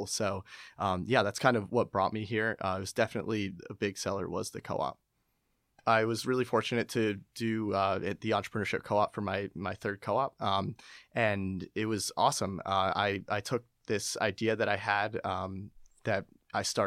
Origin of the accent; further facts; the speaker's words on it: Westchester, New York, United States; moved away as an adult; now in Philadelphia, United States; I'm from Westchester, New York